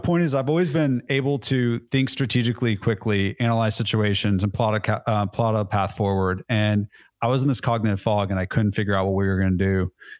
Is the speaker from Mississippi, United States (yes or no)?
no; California, United States; now in Nashville, United States; But I'm originally from California, so I can say dude and I can say y'all, and it really baffles people.